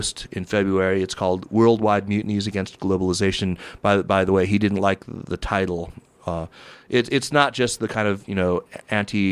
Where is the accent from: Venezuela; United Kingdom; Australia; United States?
United States; as an American who loathes the Tea Party